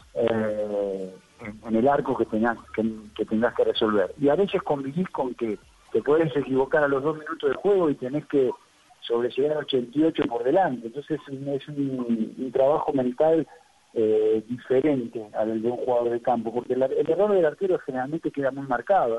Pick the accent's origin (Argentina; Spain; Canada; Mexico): Argentina; se hablaban muchas cosas en mi país